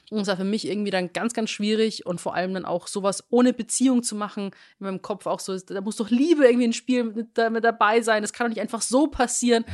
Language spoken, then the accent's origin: German; Rosenheim, Bavaria, Germany; moved away; in meiner Heimatstadt Rosenheim